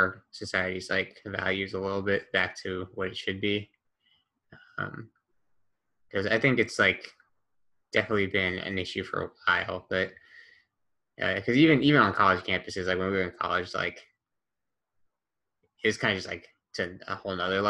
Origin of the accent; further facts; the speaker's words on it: United States; as an American